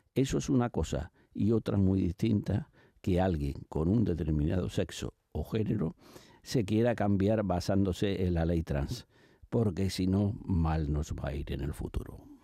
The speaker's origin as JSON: {"language": "Spanish", "country": "Spain", "said": "Mi país"}